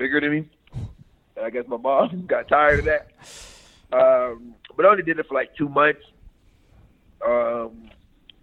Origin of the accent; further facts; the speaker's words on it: Cleveland, Ohio, United States; moved away as an adult; I grew up in Cleveland